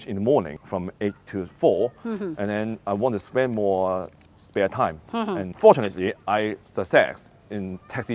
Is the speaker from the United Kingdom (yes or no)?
no; Hong Kong; born or raised there